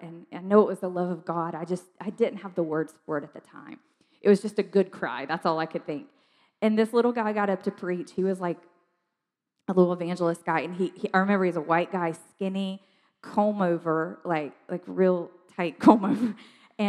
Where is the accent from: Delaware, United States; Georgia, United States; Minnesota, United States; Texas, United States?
Georgia, United States; South; I grew up in South Georgia, like tiny, tiny town, South Georgia.